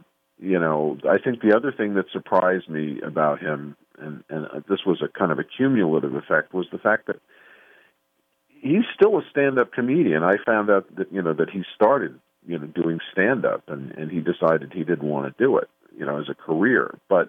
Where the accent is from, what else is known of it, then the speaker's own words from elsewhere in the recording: New York City, New York, United States; That's my hometown. I know how New York City works. I know those streets. I know how it's wired.